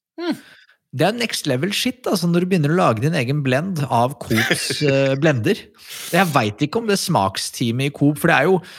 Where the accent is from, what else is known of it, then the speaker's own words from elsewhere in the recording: Skedsmokorset, Akershus, Norway; Jeg vokste opp på Skedsmokorset